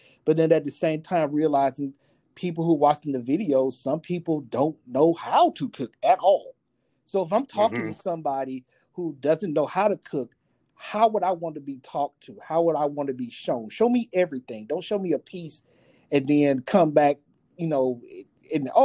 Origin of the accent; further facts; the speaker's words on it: the South, United States; I'm a Southerner